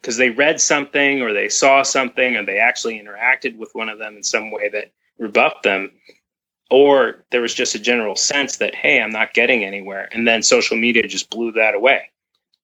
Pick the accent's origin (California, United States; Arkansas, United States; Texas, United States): California, United States; Berkeley; moved away as an adult; also born or lived in Mill Valley, California / Savannah / Vermont; I grew up in Berkeley, which also has a lot of strong feminist ties